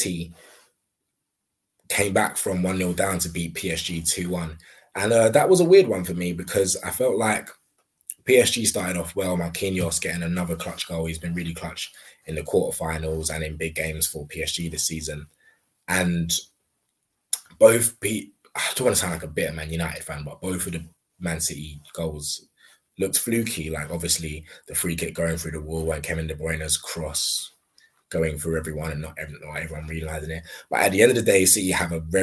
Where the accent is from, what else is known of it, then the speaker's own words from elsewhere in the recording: Nigeria; as a Nigerian